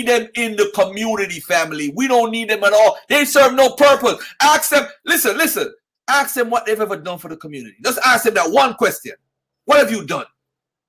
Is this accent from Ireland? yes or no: no; Jamaica; I'm a Jamaican